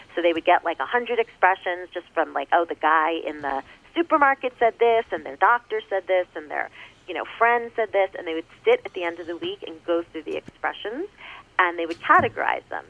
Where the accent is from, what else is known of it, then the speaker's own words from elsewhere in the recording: New York, United States; I'm New York.